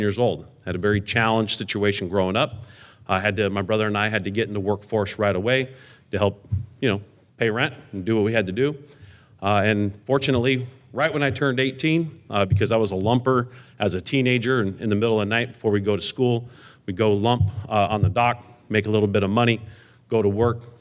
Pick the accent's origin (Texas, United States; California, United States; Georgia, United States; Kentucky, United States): California, United States; Southern; I am from Southern California.